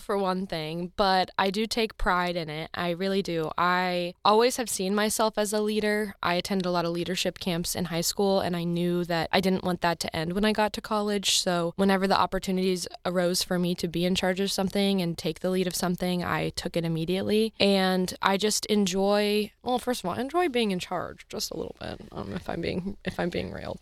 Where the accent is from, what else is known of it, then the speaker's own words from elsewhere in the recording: Columbia, Missouri, United States; I'm from Columbia